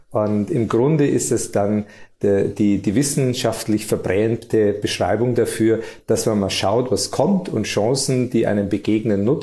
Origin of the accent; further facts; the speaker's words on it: Bavaria, Germany; geboren und aufgewachsen in Niederbayern, lebe hier mit meiner Familie